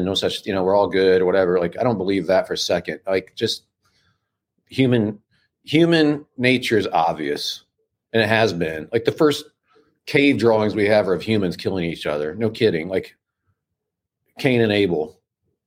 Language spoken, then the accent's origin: English; Midwest, United States; I'm from the Midwest, and my dad was a pastor of small town churches, and so we grew up with the Bible